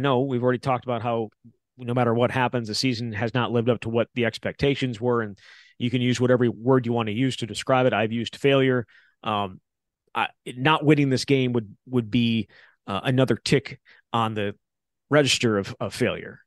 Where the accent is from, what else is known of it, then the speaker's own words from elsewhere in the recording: Wisconsin, United States; growing up in Wisconsin